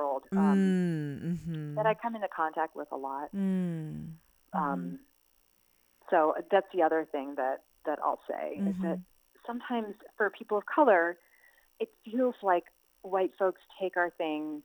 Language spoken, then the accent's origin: English; United States; As an Indian American woman